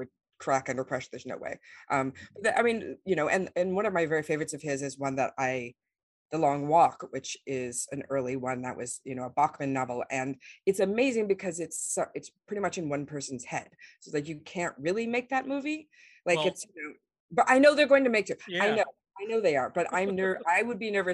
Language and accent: English; Las Vegas, Nevada, United States; I grew up in Las Vegas